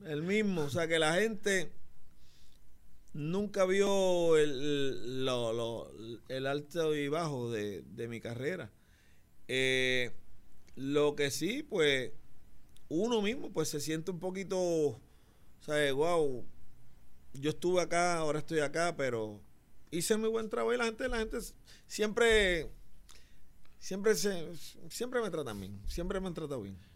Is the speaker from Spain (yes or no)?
no; San Juan, Puerto Rico; also born or lived in Barrio Obrero / Las Margaritas; Yo soy del bar, de La Perla, me mudé al barrio obrero, jangué en las Margaritas, corrí todos los caseríos